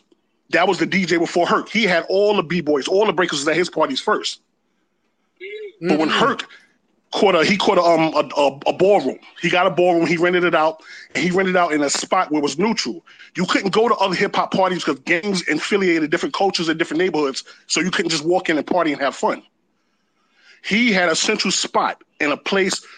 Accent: New York City, New York, United States; I'm directly from his block. I'm from Sedgwick

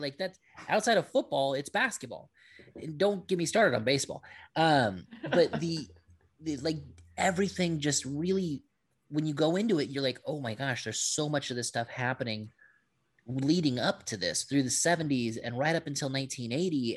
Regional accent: Hawaii, United States; I'm Filipino, I'm Hawaiian

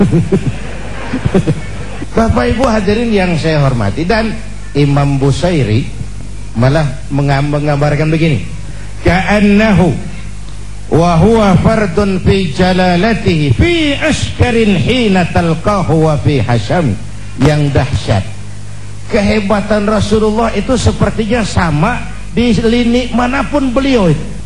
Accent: Jakarta, Indonesia; pakai bahasa Ciganjur

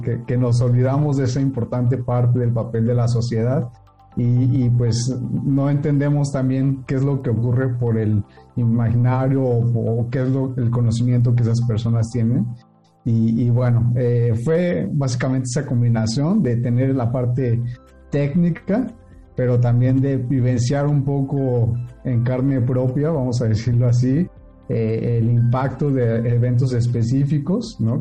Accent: State of Mexico, Mexico; yo soy del Estado de México

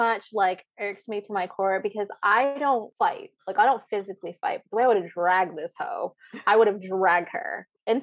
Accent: Midwest, United States; also born or lived in Grand Haven, Michigan; I grew up in the Midwest

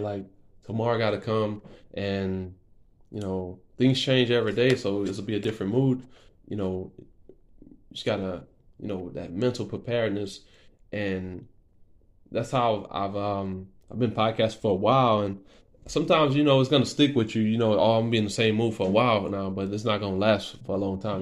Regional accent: Lafayette, Louisiana, United States; also born or lived in Lake Charles, Louisiana; I was born in Lake Charles, Louisiana. Um, I moved. We moved when I was like four years old to Lafayette, Louisiana. I've been here most of my life

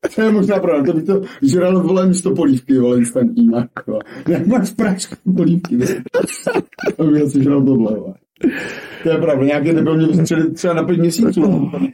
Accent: Moravia, Czechia; u nás na Moravě

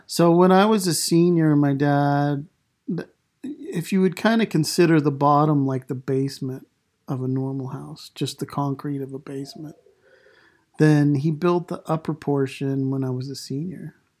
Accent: Idaho, United States; also born or lived in Island Park, Idaho / Taylor, Idaho / Shelley, Idaho; I grew up in Idaho

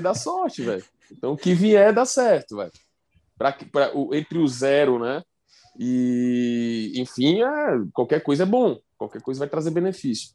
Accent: Fortaleza, Ceará, Brazil; sou de Fortaleza

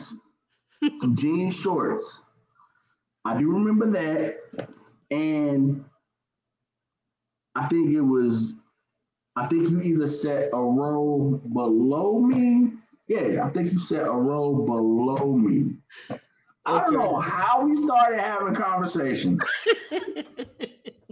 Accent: Maryland, United States; moved away as an adult; also born or lived in North Carolina; I'm from Maryland

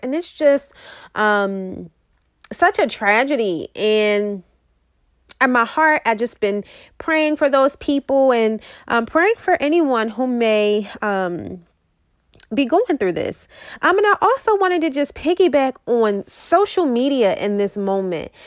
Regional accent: Baltimore, Maryland, United States; I am from Baltimore, Maryland

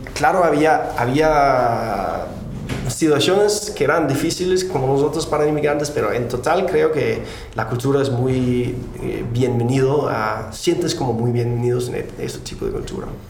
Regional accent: Denmark; Spanish is a second language; moved away as an adult; now in San Francisco, United States; nací en Dinamarca

